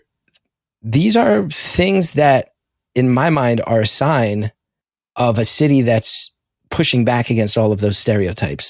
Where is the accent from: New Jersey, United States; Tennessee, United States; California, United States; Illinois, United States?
New Jersey, United States; West Orange; you and I grew up in West Orange